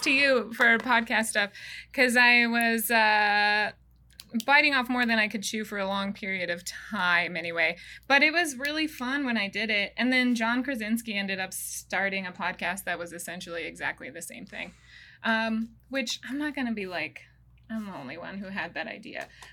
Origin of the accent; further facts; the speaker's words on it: Wyoming, United States; moved away; also born or lived in Montana; I'm from Wyoming, but I did live in Montana